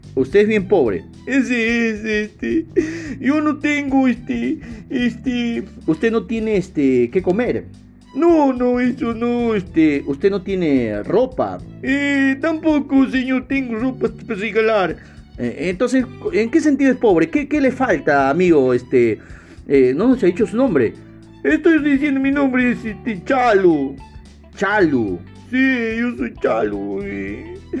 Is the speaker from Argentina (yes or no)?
no; Peru; en mi país, por ejemplo, tenemos tres regiones naturales. La costa, ¿no? La sierra y la selva